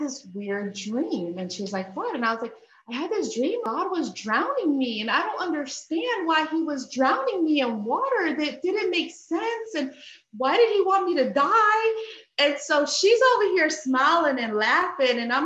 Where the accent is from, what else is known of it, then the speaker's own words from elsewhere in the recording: Bethlehem, Pennsylvania, United States; moved away as an adult; now in South Carolina, United States; I'm originally from Bethlehem, Pennsylvania. Grew up there, but then at 18, I moved to South Carolina.